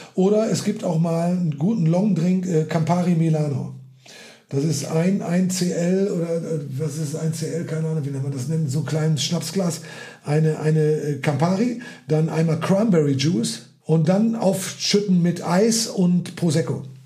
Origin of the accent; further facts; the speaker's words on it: North Rhine-Westphalia, Germany; ich bin doch geborener Westfale